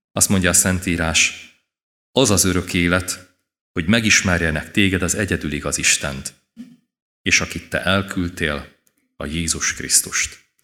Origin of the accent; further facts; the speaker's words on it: Kisvárda, Szabolcs-Szatmár-Bereg, Hungary; az egész családdal itt ültünk a templomban. Délelőtt is, délután is, és én gyerekként is szívesen jöttem.